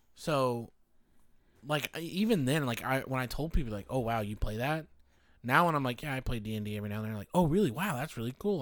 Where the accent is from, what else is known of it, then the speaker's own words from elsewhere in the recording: United States; I am American